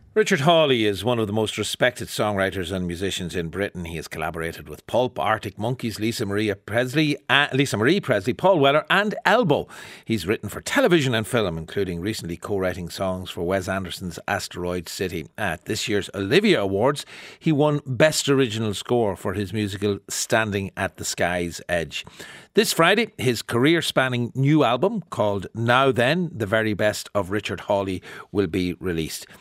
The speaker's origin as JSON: {"language": "English", "country": "Ireland", "said": "as an Irish person"}